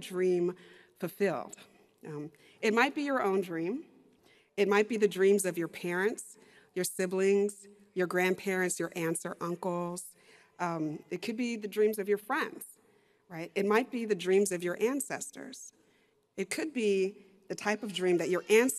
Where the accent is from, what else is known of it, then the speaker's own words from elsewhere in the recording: Texas, United States; I'm a lawyer, I'm a professor, and I'm from Texas